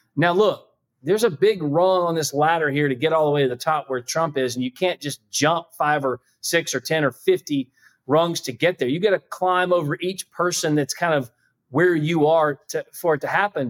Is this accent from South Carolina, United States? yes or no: yes; South Carolina, United States; I'm from South Carolina